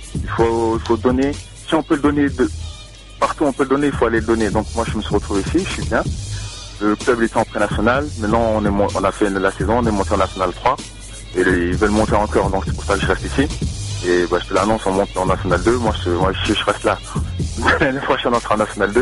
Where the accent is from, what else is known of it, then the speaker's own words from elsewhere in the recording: France; now in Gap, France; on est français.